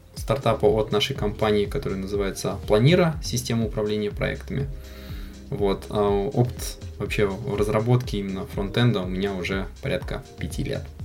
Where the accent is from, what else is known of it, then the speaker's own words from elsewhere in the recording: Kazan, Tatarstan, Russia; родился и живу я в Казани